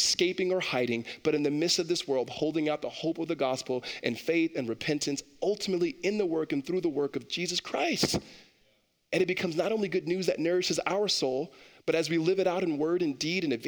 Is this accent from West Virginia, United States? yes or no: no; Los Angeles, California, United States; growing up in Los Angeles and other cities that are not necessarily super brand new